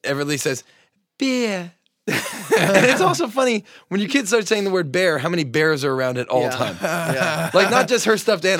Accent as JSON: {"language": "English", "area": "Long Island", "region": "New York", "country": "United States", "said": "I'm a guy from Long Island. Like, I look like a guy from Long Island"}